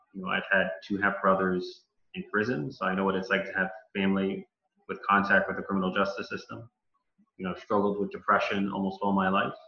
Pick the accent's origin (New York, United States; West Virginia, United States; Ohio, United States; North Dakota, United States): New York, United States; New York City; born and bred in the Bronx